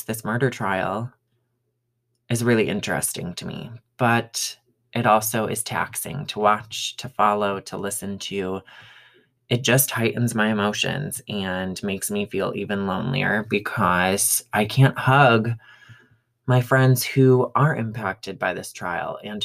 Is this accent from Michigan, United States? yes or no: yes; Michigan, United States; now in Colorado, United States; growing up in Michigan